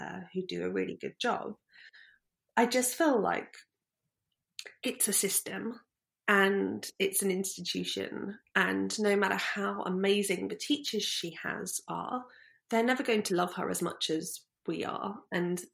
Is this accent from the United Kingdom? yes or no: yes; Brighton, South East England, United Kingdom; We grew up in Brighton